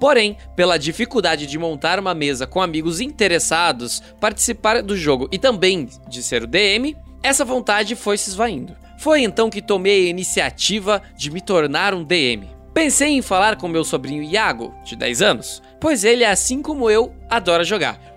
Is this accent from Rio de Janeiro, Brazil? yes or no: yes; Seropédica, Rio de Janeiro, Brazil; tenho 24 anos, sou de Seropédica, Rio de Janeiro.